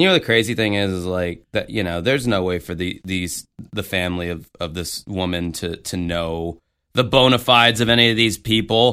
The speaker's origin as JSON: {"language": "English", "region": "the South", "country": "United States", "lives_now": "Florida, United States", "said": "I'm from the South"}